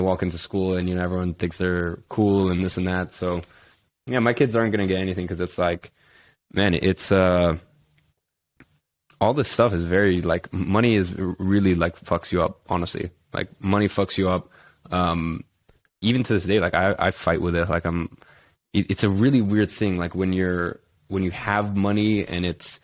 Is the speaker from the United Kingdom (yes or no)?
yes; London, United Kingdom; growing up in London